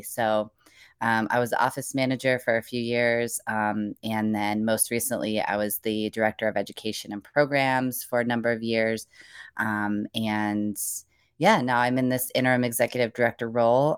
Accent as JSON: {"language": "English", "region": "Indiana", "country": "United States", "moved": "yes", "lives_now": "North Carolina, United States", "said": "I'm originally from the Midwest, uh, Indiana in particular"}